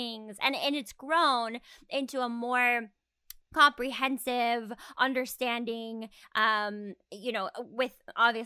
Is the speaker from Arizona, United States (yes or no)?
yes; Arizona, United States; moved away; I'm from Arizona, and so when I was in Tucson